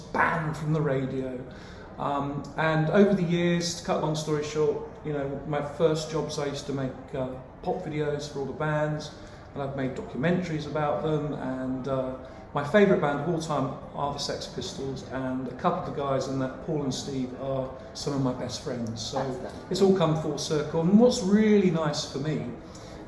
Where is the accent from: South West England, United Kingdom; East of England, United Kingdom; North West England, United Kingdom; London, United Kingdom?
South West England, United Kingdom; St Ives; I grew up in St. Ives in Cornwall